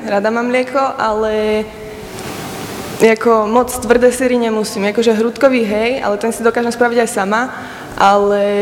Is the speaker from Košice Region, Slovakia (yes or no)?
no; Slatinka nad Bebravou, Trenčín Region, Slovakia; študujem druhý ročník podnikateľ pre rozvoj vidieka, odbor, a som zo Slatinky nad Bebravou.